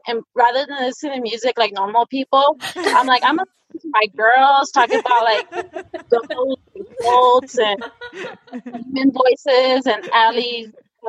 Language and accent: English; Reno, Nevada, United States; I'm actually from Reno, Nevada.